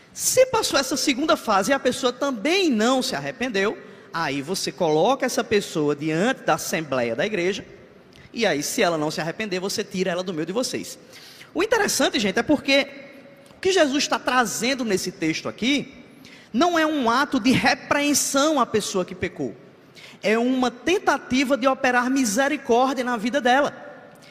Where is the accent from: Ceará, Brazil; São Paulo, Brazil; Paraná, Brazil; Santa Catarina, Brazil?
Ceará, Brazil; moved away as an adult; now in João Pessoa, Brazil; eu não sou, eu não sou paraibano, eu sou cearense